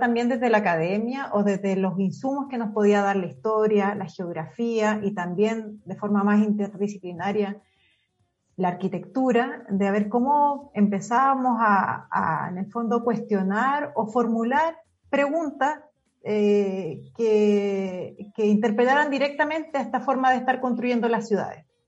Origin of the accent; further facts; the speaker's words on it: Concepción, Biobío, Chile; moved away as an adult; now in Santiago, Chile; yo soy de Concepción, bueno, estudié en la Universidad de Concepción, toda mi vida en Concepción